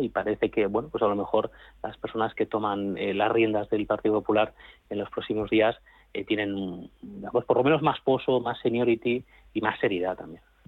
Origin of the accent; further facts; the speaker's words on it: Catalonia, Spain; now in Madrid, Spain; Aunque soy catalán, soy del Madrid